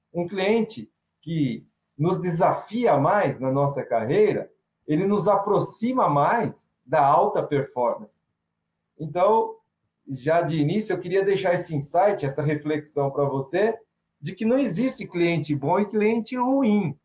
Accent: São Paulo, Brazil; Sou paulistano

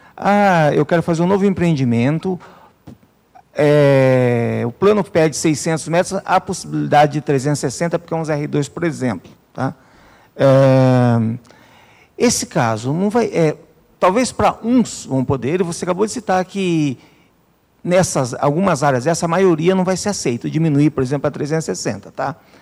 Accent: Atibaia, São Paulo, Brazil; sou natural de Atibaia

